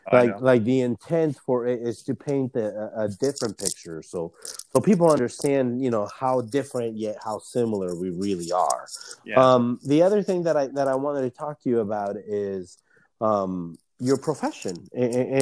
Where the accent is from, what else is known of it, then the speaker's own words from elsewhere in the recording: Anaheim, California, United States; now in Seattle, United States; I'm from Anaheim, California, Southern California